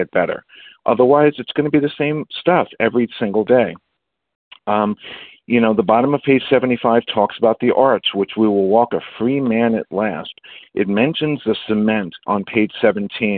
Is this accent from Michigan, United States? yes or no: no; New York City, New York, United States; also born or lived in Bronx / Queens; I'm from New York City